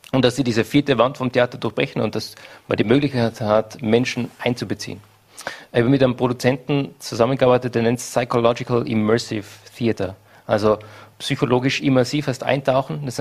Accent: Hall in Tirol, Tyrol, Austria; born there; ich bin in Hall in Tirol geboren.

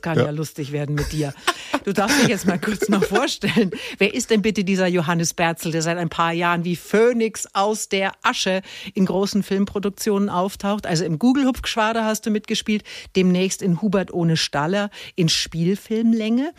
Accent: Middle Franconia, Bavaria, Germany; ich komme aus Mittelfranken

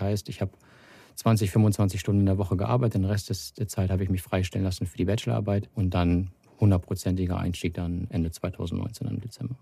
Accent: Hanover, Lower Saxony, Germany; moved away as an adult; also born or lived in Salzgitter / Wolfsburg; ich komme aus Hannover. Das ist ähm, 80 Kilometer weiter westlich, die A2 hoch. Und ja, dort geboren, dort zur Schule gegangen

